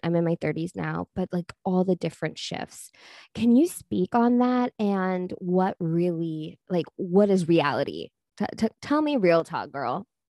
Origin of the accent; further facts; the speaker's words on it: Texas, United States; I'm from Texas